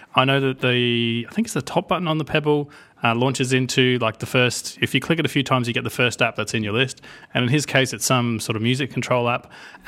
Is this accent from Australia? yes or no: yes; Australia; I should know. I'm from Australia. Like we grow these things.